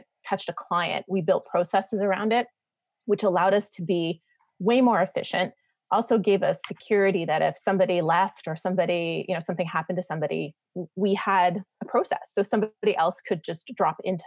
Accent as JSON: {"language": "English", "country": "Canada", "moved": "as an adult", "lives_now": "United States", "said": "I'm a Canadian living in the States"}